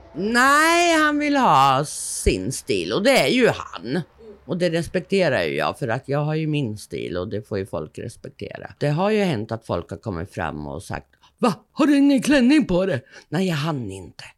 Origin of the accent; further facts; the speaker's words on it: Stockholm, Stockholm County, Sweden; accent: Stockholm dialect (stockholmska); also born or lived in Södermanland / Åsljunga; now in Perstorp, Sweden; jag är uppifrån Sörmland. Jag är född i Stockholm, så att man hör nog stockholmskan slå igenom lite mycket ibland.